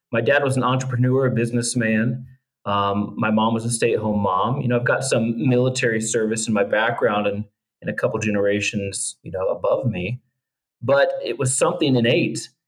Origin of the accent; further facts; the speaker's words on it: Northeast Indiana, United States; moved away as an adult; also born or lived in Asia; I was born and raised in Northeast Indiana, just the Midwest, kind of breadbasket, heartland, um, full of good folks and and people just working hard, trying to earn a living.